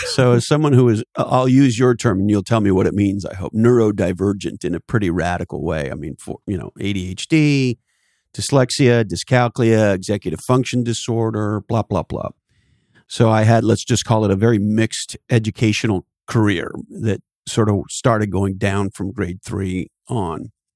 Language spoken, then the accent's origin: English; Canada; moved away; I'm originally from Canada, and there's an expression we have in Canada